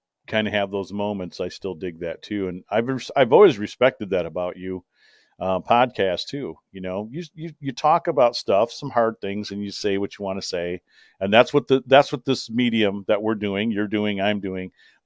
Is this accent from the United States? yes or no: yes; Kalamazoo, Michigan, United States; We said, Kalamazoo